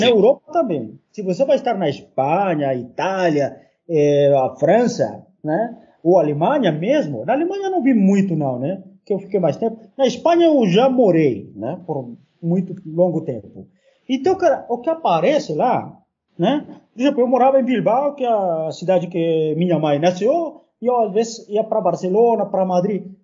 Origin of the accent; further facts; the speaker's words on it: Peru; Portuguese is a second language; now in Brazil; estava vindo também do meu país